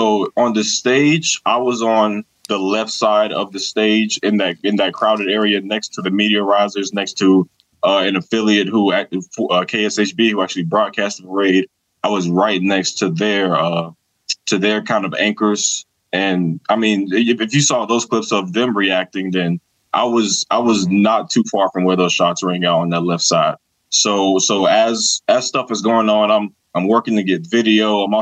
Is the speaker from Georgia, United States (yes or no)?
yes; Georgia, United States; Born and raised in Georgia, you know, we going to church, baby.